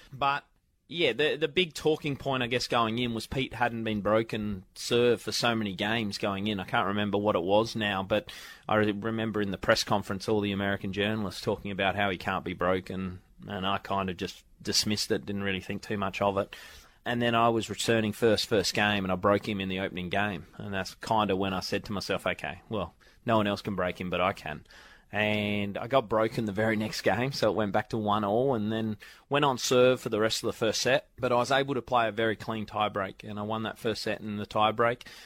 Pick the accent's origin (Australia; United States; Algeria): Australia; growing up in Australia